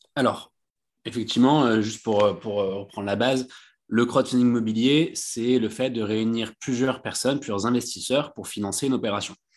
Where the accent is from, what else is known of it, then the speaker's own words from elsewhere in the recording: Bouches-du-Rhône, Provence-Alpes-Côte d'Azur, France; moi, je suis originaire du, du sud de la France, des Bouches-du-Rhône